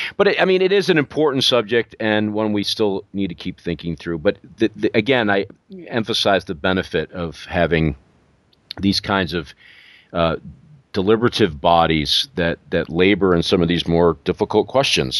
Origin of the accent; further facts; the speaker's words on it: New York, United States; moved away; I'm from New York